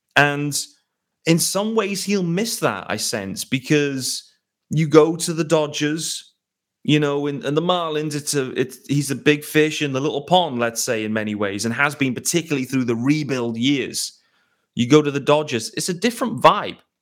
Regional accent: United Kingdom; as a British guy

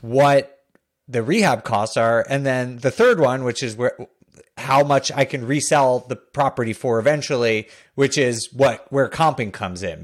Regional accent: Northeast, United States; I grew up in the Northeast

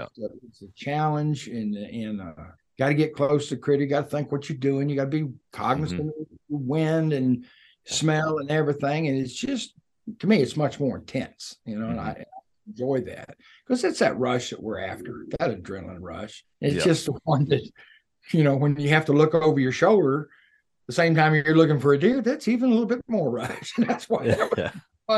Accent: Levelland, Texas, United States; also born or lived in California; When I was a kid, I was born in West Texas outside of Lubbock in a little place called Leveland

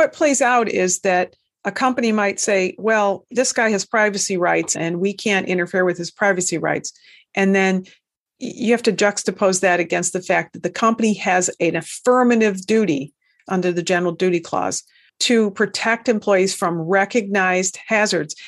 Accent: United States; that stubborn Americanism that we all hold here

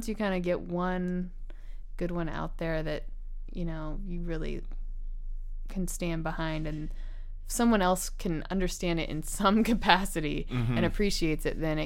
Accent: Kansas City, Kansas, United States; also born or lived in Chicago; I was born on the Missouri side, brought up on the Kansas side

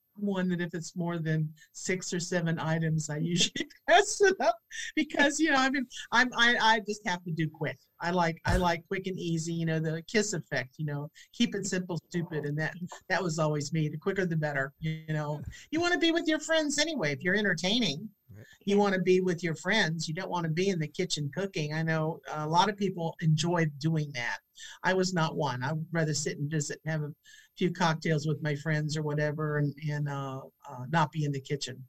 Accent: St. Petersburg, Florida, United States; this is my hometown.

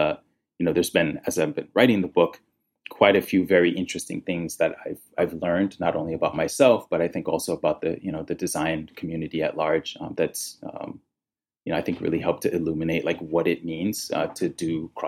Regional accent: Nigeria; I am a third culture kid, which essentially means I am from three cultures. The first being I am Nigerian.

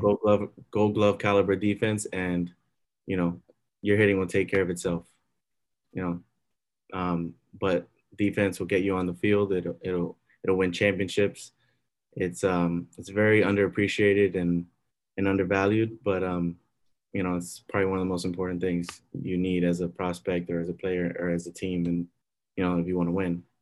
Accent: Miami, Florida, United States; I grew up in Miami. I'm born and bred.

